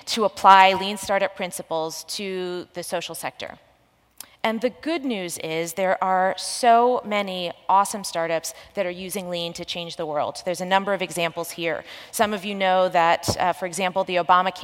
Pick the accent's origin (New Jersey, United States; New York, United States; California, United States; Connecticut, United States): New Jersey, United States; I grew up in New Jersey